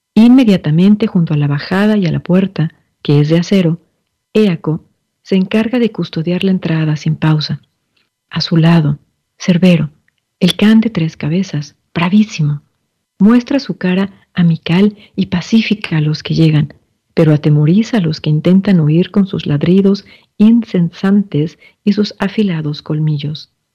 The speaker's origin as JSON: {"language": "Spanish", "country": "Mexico", "said": "desde mi ser mexicana"}